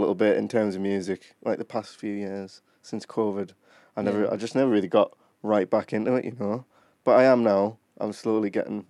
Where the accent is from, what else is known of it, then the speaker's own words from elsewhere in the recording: Durham, North East England, United Kingdom; I'm from Durham. I live in Durham. I've lived there my whole life.